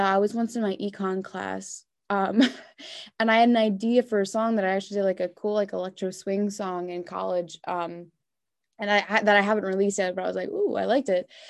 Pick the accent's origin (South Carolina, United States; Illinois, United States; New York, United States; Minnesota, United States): New York, United States; Long Island; I grew up on Long Island